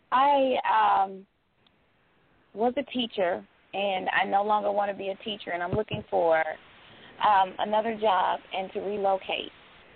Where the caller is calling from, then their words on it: Atlanta, Georgia, United States; I'm calling from Atlanta, Georgia.